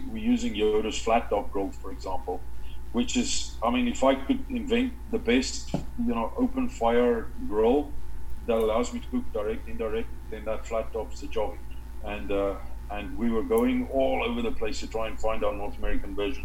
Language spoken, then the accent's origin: English; South Africa; now in Canada; what we grew up with in Africa